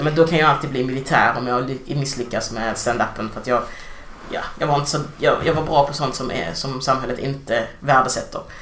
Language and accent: Swedish; Degeberga, Skåne, Sweden; born or raised there; moved away as an adult; also born or lived in Angola; now in Malmö, Sweden